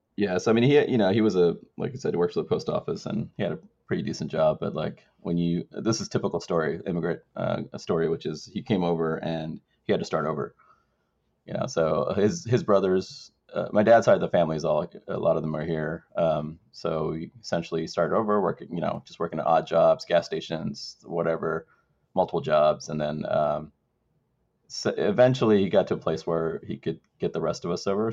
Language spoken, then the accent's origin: English; Maryland, United States; also born or lived in Sri Lanka; growing up in Maryland